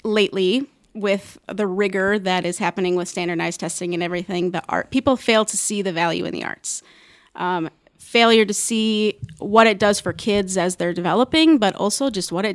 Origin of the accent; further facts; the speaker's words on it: Wisconsin, United States; moved away as an adult; now in Omaha, United States; I'm not from Omaha originally. I'm from Wisconsin.